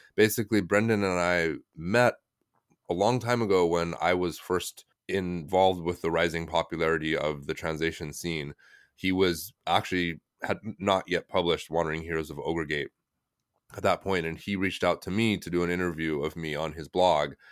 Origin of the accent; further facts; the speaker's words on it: United States; moved away as an adult; also born or lived in China; I'm American, just straight as American as you could get